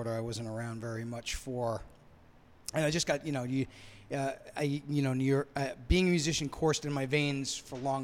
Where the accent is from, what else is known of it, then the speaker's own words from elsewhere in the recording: New York City, New York, United States; moved away as an adult; now in Merrimac, Massachusetts, United States; I'm also from New York City